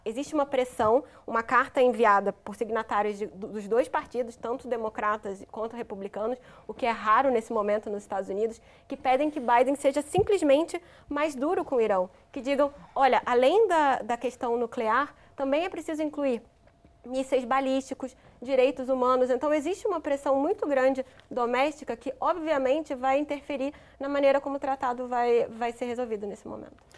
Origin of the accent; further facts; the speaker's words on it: Rio de Janeiro, Brazil; No Rio de Janeiro, de, o estado de onde eu sou